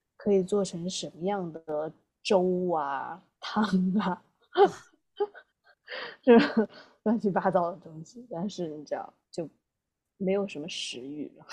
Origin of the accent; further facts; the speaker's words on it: southern China, China; now in United States; 作为南方人来讲